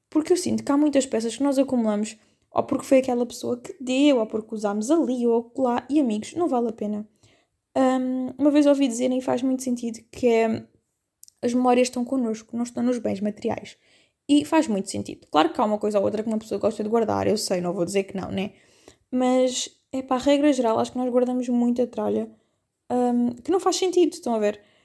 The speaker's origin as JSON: {"language": "Portuguese", "region": "Algarve", "country": "Portugal", "said": "eu sei que sou algarvia, né? estou habituada ao calor"}